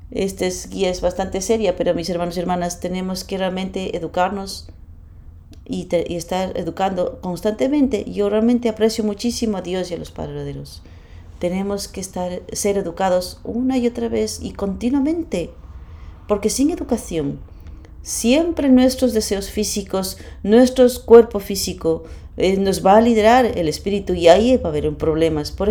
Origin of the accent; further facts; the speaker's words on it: Germany; Spanish is a second language; soy alemán, eh, vengo